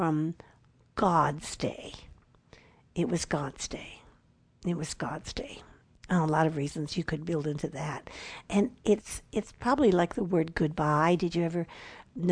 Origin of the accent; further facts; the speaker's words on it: Chicago, Illinois, United States; I grew up in Chicago